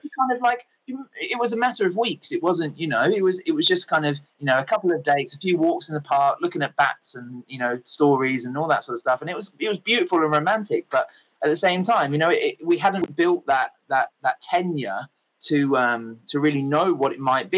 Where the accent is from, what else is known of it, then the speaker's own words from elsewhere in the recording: England, United Kingdom; I kind of grew up in the land of fish and chips and rain and tea